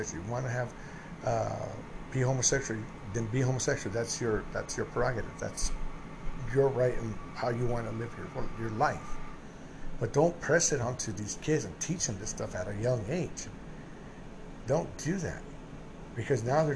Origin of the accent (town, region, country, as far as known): United States